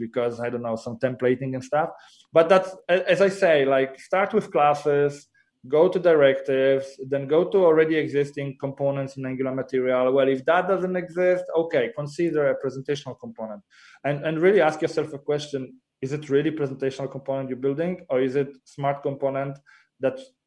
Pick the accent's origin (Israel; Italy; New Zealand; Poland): Poland; moved away as an adult; also born or lived in Copenhagen, Denmark; now in Warsaw, Poland; I'm Polish, grew up and, you know, I was raised in Poland.